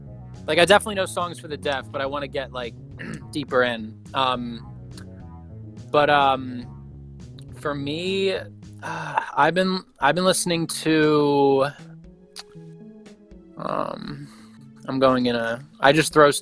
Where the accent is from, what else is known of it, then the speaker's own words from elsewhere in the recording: Philadelphia suburbs, Pennsylvania, United States; I didn't really grow up in Philly. I can't say that. I was in the suburbs for sure